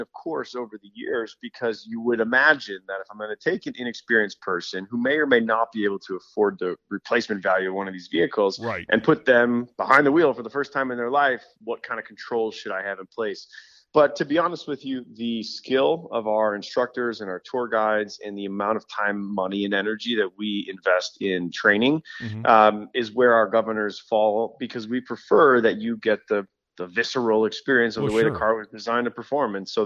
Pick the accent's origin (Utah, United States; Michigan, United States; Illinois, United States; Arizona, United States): Illinois, United States; Chicago; I'm from Chicago, and we're blue collar here